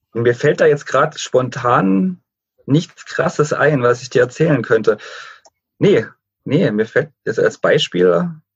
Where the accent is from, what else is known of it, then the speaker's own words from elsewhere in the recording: Dresden, Saxony, Germany; Also ich bin äh, Dresdner, seit ich so denken kann und ähm, mit der Heimat ganz gut verwurzelt.